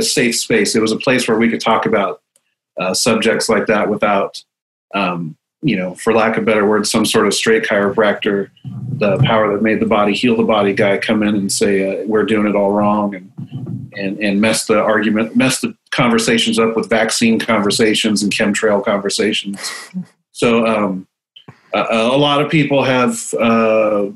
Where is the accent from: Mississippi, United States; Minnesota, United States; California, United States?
California, United States; San Luis Obispo; moved away as an adult; now in Portland, United States; I am hailing from San Luis Obispo, California, but fighting out of Portland, Oregon